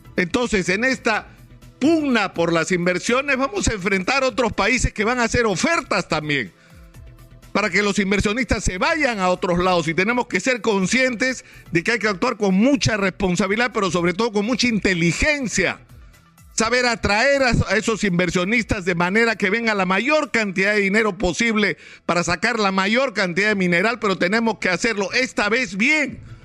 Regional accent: Peru; como peruanos

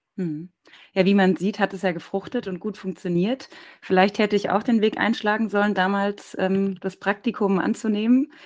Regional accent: Darmstadt, Hesse, Germany; also born or lived in Mainz; in der Nähe von meinem Geburtsort Darmstadt

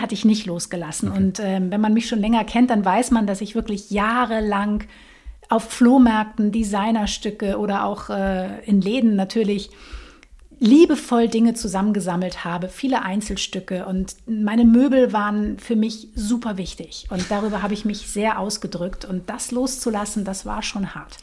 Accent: Lüneburg Heath, Lower Saxony, Germany; ich bin aufgewachsen in der Lüneburger Heide tatsächlich

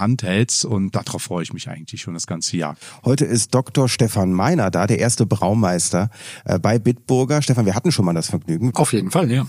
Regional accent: North Rhine-Westphalia, Germany; ich komme ja selber äh, gebürtig aus Nordrhein-Westfalen

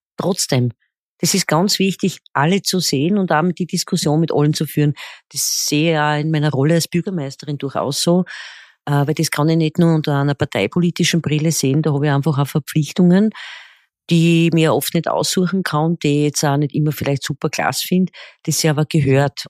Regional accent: Graz, Styria, Austria; wie man bei uns in Österreich sagt

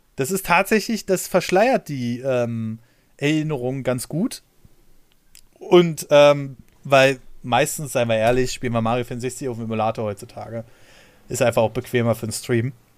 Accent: Germany; bei uns in Deutschland

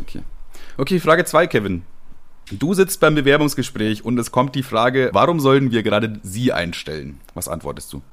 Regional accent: Ammertal, Bavaria, Germany; ich bin in Ammertal aufgewachsen, einem kleinen Dorf in ähm, Bayern

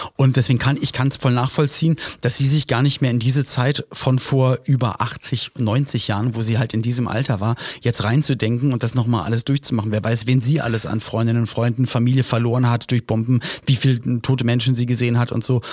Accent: Berlin, Germany; also born or lived in Cologne; ich komme zwar aus Berlin, habe zwischendurch in Köln gelebt, jetzt wieder Berlin

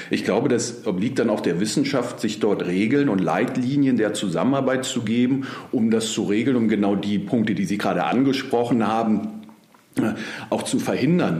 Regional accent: Berlin, Germany; ich bin Berliner, gebürtiger Berliner auch

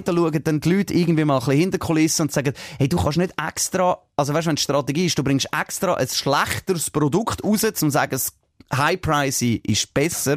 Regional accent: Switzerland; bei uns in der Schweiz

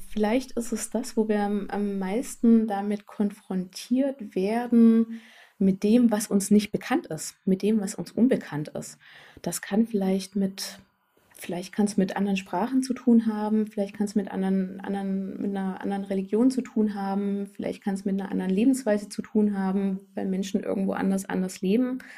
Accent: Southern Germany, Germany; Ich komme selber nicht aus Thüringen, sondern komme aus Süddeutschland. Also habe auch meine eigene Binnenmigrationsgeschichte

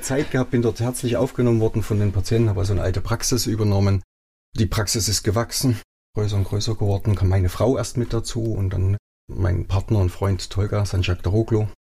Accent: Germany; moved away as an adult; also born or lived in Davos, Switzerland; now in Bodenheim, Germany; Dort groß geworden, dort meine Schulausbildung gemacht, sogar den Wehrdienst dort abgeleistet

